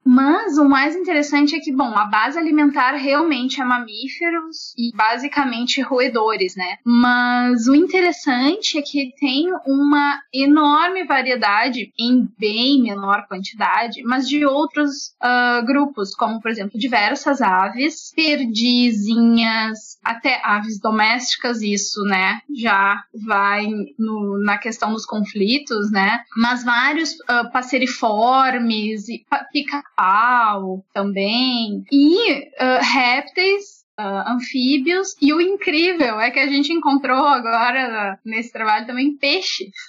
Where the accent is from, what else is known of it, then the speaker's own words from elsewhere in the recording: Alegrete, Rio Grande do Sul, Brazil; Eu sou nativa ainda do Pampa, eu sou nasci no Alegrete, que é uma cidade assim bem no meio do Pampa